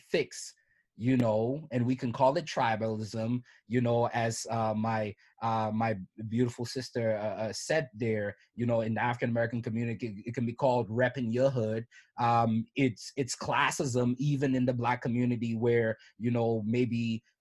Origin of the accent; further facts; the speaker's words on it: Cameroon; you can have pride in you know me being a Cameroonian person